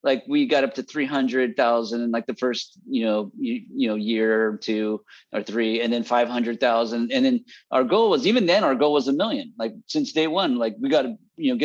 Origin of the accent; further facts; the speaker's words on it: Bay Area, California, United States; moved away as an adult; also born or lived in Fresno, California; I'm from the Bay Area. I came down to go to Fresno State.